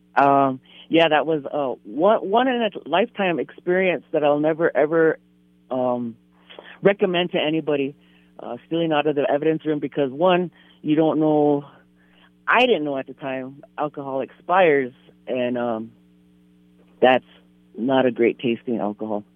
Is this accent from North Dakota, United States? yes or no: yes; Standing Rock / Fort Berthold, North Dakota, United States; also born or lived in White Shield, North Dakota; I was born and raised um, Standing Rock. Um, I'm from Fort Berthold. That's um, up north, Newtown, White Shield. I'm from White Shield.